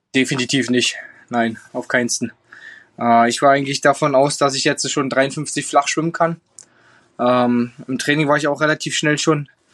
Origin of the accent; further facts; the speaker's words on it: Germany; bei uns in Deutschland